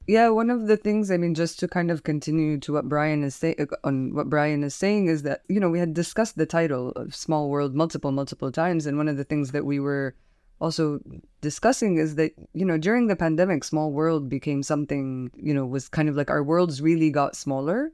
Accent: Palestine; now in Beirut, Lebanon; I'm a curator from Palestine

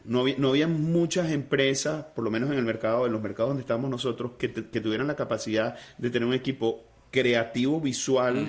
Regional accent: Venezuela; siendo venezolano y habiendo fundado la empresa en Venezuela

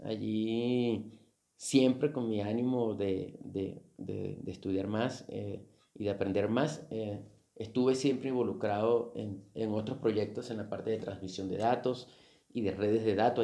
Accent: Venezuela; con solo 16 años de edad, tuve que dejar mi ciudad natal para para mudarme a otra ciudad dentro de, dentro de Venezuela.

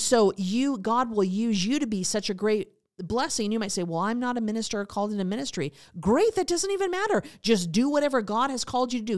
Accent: Montana, United States; I was raised in Montana, so that was a big part of my life

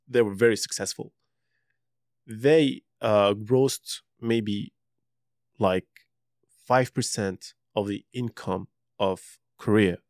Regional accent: Tunisia; also born or lived in London; now in Quebec, Canada; growing up in Tunisia

